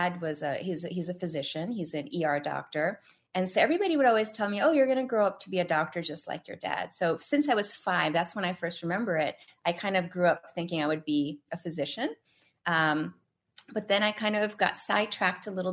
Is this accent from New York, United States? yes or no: yes; New York, United States; also born or lived in India; I am from New York and I still live in New York